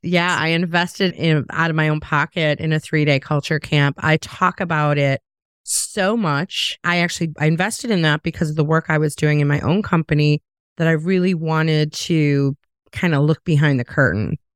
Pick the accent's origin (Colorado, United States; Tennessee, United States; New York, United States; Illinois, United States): Illinois, United States; Chicago; also born or lived in the South (US); now in the South, United States; I'm from Chicago originally